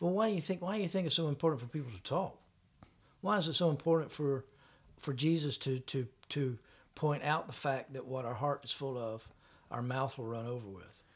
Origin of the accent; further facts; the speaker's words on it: Florida, United States; I was from Florida